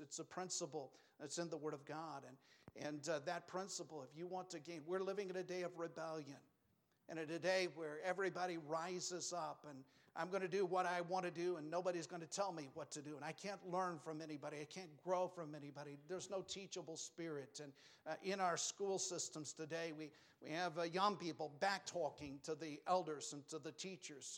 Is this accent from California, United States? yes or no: no; New Mexico, United States; I grew up in New Mexico.